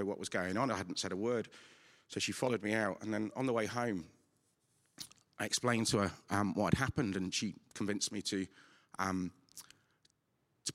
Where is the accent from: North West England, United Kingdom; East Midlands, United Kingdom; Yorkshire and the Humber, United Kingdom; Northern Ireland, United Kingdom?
East Midlands, United Kingdom; Nottingham; I'm from St. Anne's in Nottingham.